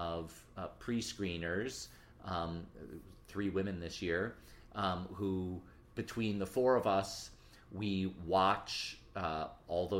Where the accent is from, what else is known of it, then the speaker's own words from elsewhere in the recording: Detroit, Michigan, United States; moved away as an adult; now in New York City, United States; I grew up in Detroit, went to high school in the city, and moved to New York in my 20s